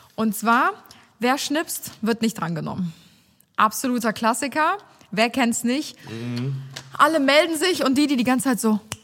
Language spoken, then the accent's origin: German; Cologne, North Rhine-Westphalia, Germany; accent: Kölsch; Das ist mein kölscher Akzent.